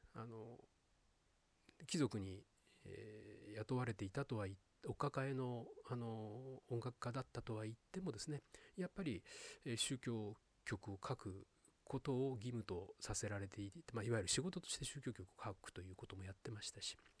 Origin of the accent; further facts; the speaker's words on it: Sapporo, Hokkaido, Japan; moved away; 私はですね北海道札幌出身